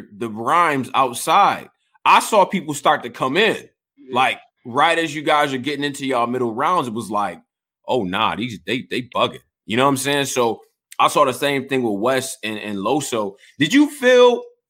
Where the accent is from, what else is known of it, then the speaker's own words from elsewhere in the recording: Rochester, United States; I'm from Rochester.